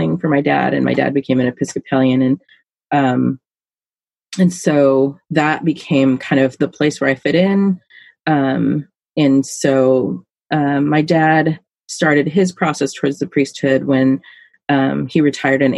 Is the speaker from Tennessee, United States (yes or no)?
no; Alaska, United States; now in Silverton, United States; I grew up in Alaska where it's cold